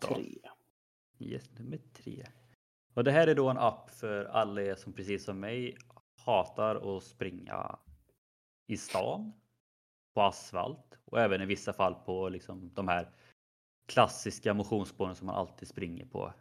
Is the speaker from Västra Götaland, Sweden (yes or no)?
yes; Skövde, Västra Götaland, Sweden; moved away; när jag var hemma i Skövde